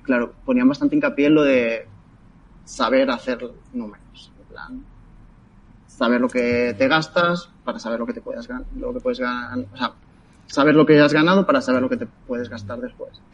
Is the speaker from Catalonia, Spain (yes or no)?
yes; Sabadell, Catalonia, Spain; soy de Sabadell